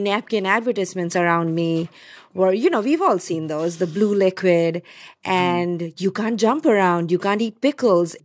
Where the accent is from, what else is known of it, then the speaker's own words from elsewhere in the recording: India; moved away; I was growing up in India